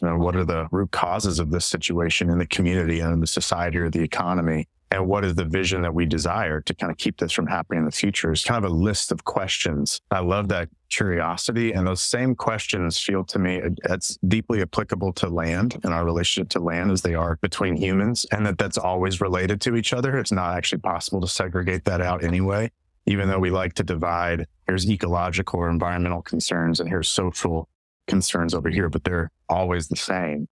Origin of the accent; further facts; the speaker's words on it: East Tennessee, United States; moved away as an adult; also born or lived in Israel and Palestine / Mozambique; now in Shenandoah Valley, Virginia, United States; I grew up in East Tennessee in the Appalachian Mountains, Central Appalachia, but I've been here kind of in the hinterlands of the Ridge and Valley subsection of the Great Appalachian Valley for a little over 10 years